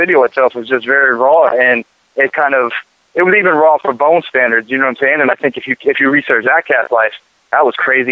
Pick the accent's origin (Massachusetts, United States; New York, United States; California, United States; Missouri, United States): Massachusetts, United States; Boston; also born or lived in Miami; I'm down here in Miami right now, and I come from Boston, but I've been out in Miami.